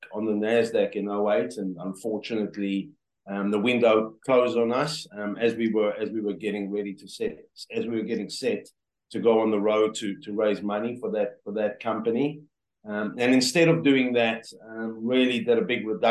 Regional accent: South Africa; moved away as an adult; born and raised in South Africa

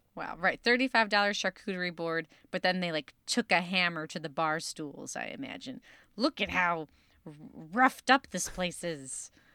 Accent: Chicago, Illinois, United States; accent: Chicago; my Chicago accent

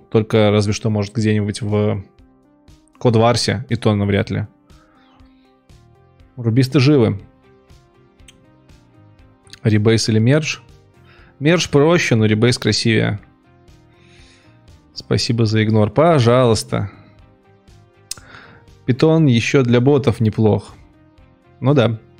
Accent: Minsk, Belarus; Я ж не из Финляндии, я из Минска.

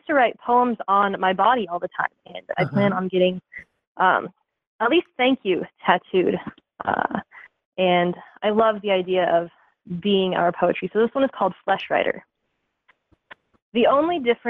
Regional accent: Evergreen, Colorado, United States; moved away as an adult; now in Kansas, United States; I grew up in Evergreen

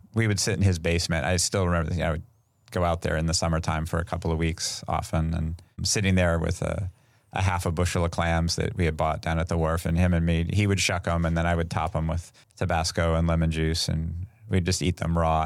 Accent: Sacramento, California, United States; born or raised there

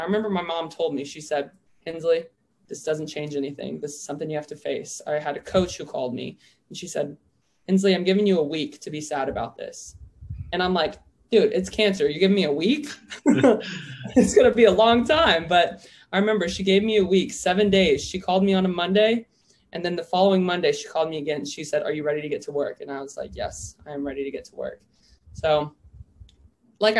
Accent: Oklahoma, United States; I'm originally from Oklahoma

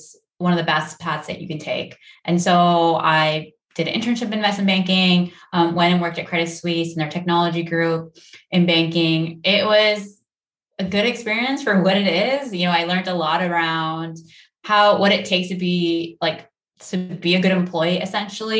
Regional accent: Silicon Valley, California, United States; born or raised there; also born or lived in India

